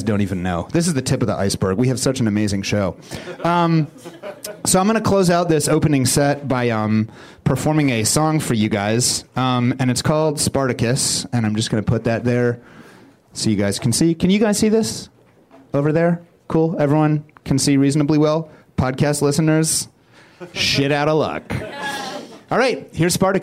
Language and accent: English; Springfield, Missouri, United States; I'm from Springfield, Missouri